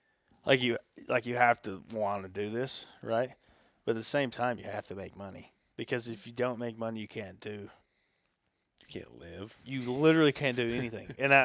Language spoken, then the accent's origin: English; the South, United States; I'm from the South, and we love a fucking French fry.